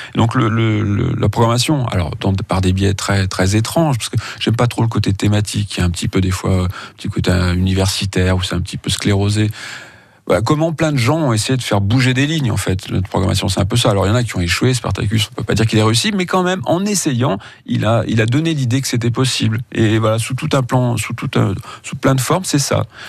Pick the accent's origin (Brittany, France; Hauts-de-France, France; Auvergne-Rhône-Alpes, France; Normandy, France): Auvergne-Rhône-Alpes, France; Feurs; je suis né à Feur, donc euh, ça se limitait entre le cinéma-théâtre, le cinéma familial et le vidéoclub